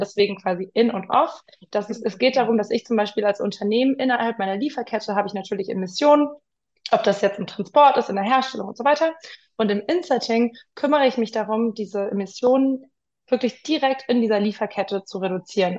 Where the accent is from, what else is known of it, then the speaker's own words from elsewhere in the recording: Munich, Bavaria, Germany; moved away as an adult; also born or lived in London; ich bin in München aufgewachsen